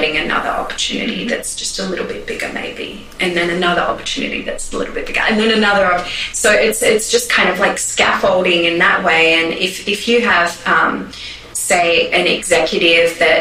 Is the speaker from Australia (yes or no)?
yes; Australia; now in New York, United States; me as an Australian